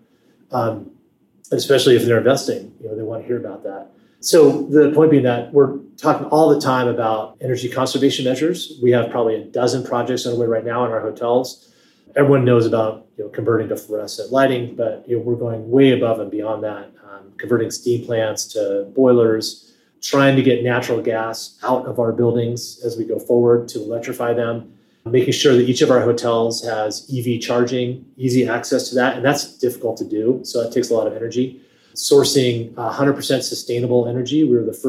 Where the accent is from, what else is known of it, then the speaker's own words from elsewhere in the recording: Portland, Oregon, United States; moved away as an adult; now in Washington, D.C. area, United States; I grew up in Portland, Oregon